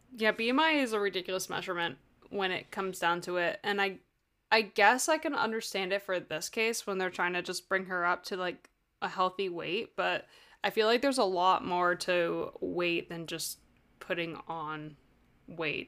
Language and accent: English; United States; I'm American.